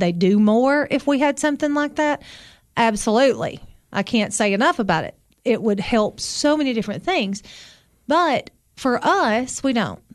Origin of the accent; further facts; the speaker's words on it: Sparta, Tennessee, United States; also born or lived in Overton County, Tennessee; I grew up in Sparta